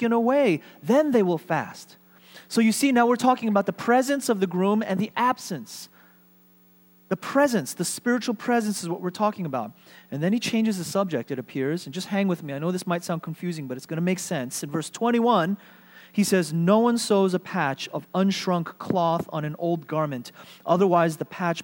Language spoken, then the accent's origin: English; New York, United States; moved away as an adult; The church, the Korean ethnic church that I grew up in New York was a place that shaped me